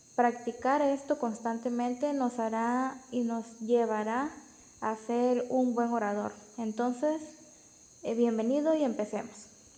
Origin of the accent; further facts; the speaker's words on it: Villahermosa, Tabasco, Mexico; soy de Villahermosa, Tabasco